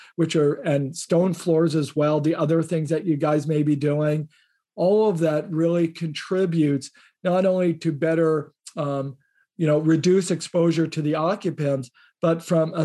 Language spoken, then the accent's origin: English; Indiana, United States; I grew up in Indiana